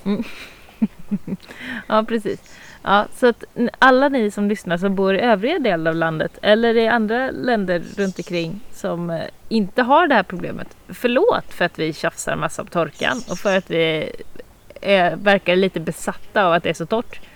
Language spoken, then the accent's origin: Swedish; northern Småland, Sweden; jag är ganska inbiten smålänning. Alltså vi, vi går bort till 1600-talet och vi har inte flyttat oss från den här regionen. Norra Småland